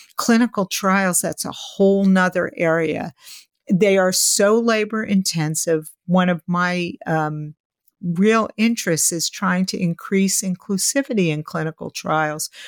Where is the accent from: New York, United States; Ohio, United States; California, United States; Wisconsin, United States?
New York, United States; New York City; growing up in New York City